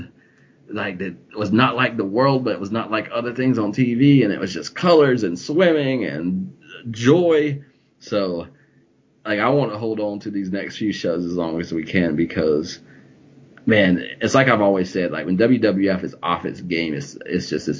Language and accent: English; the South, United States; I came from the South